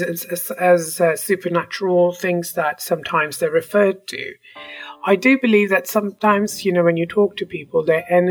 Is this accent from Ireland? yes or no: no; India; moved away as an adult; also born or lived in England; now in Canada; I was born in India. I was sent to a British school in India. Then I left India to go study in England